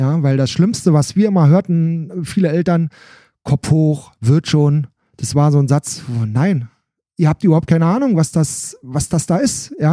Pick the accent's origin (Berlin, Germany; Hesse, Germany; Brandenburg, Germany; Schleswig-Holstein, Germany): Brandenburg, Germany; Alt-Ranft; ich komme aus Alt-Ramft, das ist ein Teil, Ortsteil von Bad Freienwalde